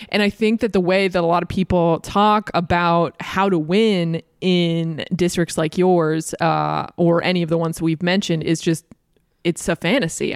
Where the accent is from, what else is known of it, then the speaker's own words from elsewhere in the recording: Massachusetts, United States; I'm from Massachusetts